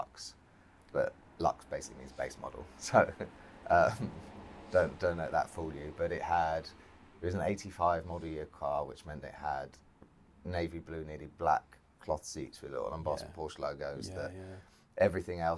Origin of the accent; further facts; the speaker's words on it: London, United Kingdom; moved away; Growing up in London